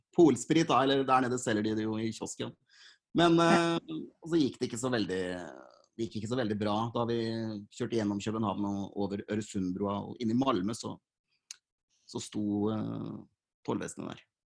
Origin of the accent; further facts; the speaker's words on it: Fredrikstad, Østfold, Norway; jeg er 37 og født og oppvokst i Fredrikstad